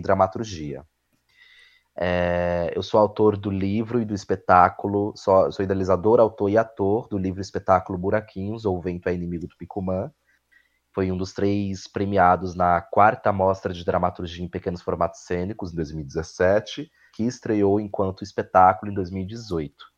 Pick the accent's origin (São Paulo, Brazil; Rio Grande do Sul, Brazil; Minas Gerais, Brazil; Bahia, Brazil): São Paulo, Brazil; sou de Goianazes, extremo leste de São Paulo